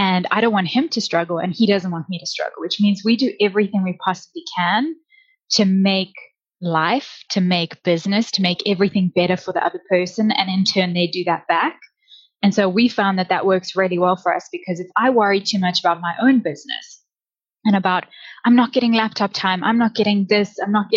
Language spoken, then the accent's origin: English; South Africa; moved away as an adult; now in Canada; we moved from South Africa. That's where I'm originally from